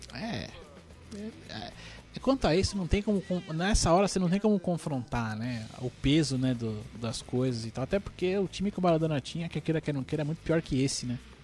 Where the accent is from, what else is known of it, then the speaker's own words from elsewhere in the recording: Brazil; eu sou brasileiro